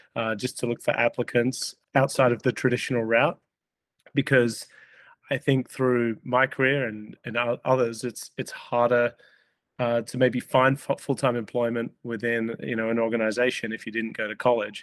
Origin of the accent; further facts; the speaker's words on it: Australia; moved away as an adult; now in Minneapolis, United States; I grew up in Australia